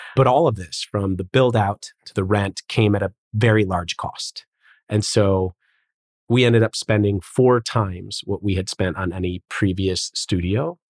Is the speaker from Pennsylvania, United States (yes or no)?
no; Chicago, Illinois, United States; moved away as an adult; also born or lived in Los Angeles, California; now in Miami, United States; I grew up in Chicago and was a childhood actor.